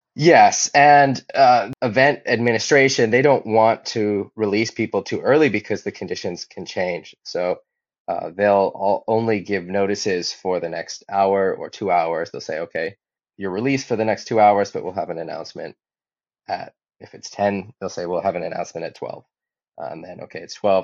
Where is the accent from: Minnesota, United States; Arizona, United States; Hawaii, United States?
Hawaii, United States; also born or lived in Hamburg; I grew up in Hawaii, and my father was a windsurfer